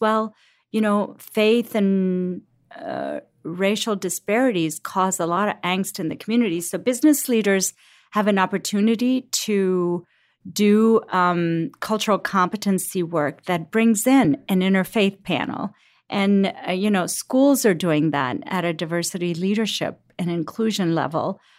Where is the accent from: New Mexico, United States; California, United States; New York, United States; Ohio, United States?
Ohio, United States; Cincinnati; also born or lived in Lahore, Pakistan; I grew up in Cincinnati. I'm a Cincinnati girl.